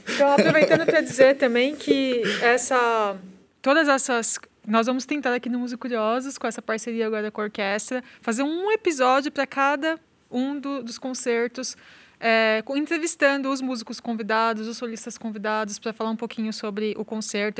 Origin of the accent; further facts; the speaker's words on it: São Paulo, Brazil; moved away as an adult; now in Santa Maria, Brazil; eu sou de São Paulo, estudei em São Paulo